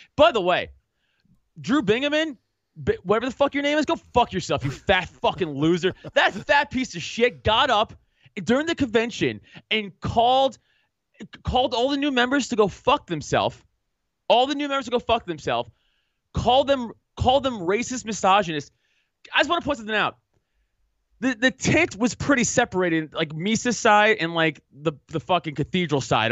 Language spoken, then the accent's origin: English; New York City, New York, United States; I grew up playing football on Staten Island